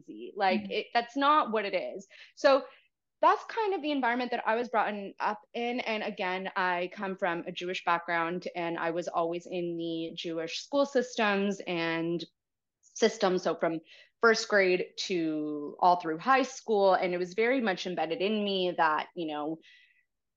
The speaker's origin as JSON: {"language": "English", "town": "Toronto", "region": "Ontario", "country": "Canada", "tie": "born or raised there", "said": "I was raised by a single mom and born and raised in Toronto. I've been here my whole life"}